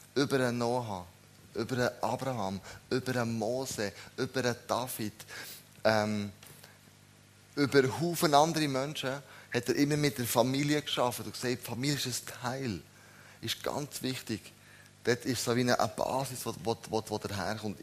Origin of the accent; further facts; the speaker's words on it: Switzerland; wir als Schweizer